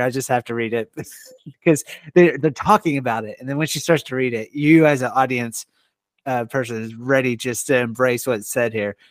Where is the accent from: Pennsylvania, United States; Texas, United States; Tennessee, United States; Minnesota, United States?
Texas, United States; Longview; moved away as an adult; now in Oklahoma, United States; I grew up in Texas.